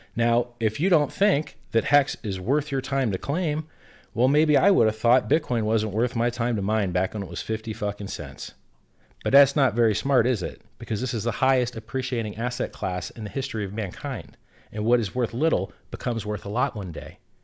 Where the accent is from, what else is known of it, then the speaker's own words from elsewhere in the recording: United States; where I grew up in America